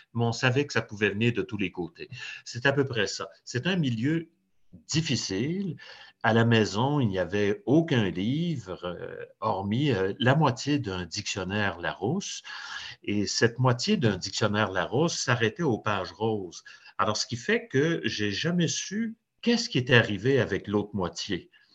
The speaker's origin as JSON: {"language": "French", "town": "Trois-Rivières", "region": "Quebec", "country": "Canada", "tie": "born or raised there", "said": "je suis né dans un, quartier ouvrier à, Trois-Rivières, qui était un peu à la jonction"}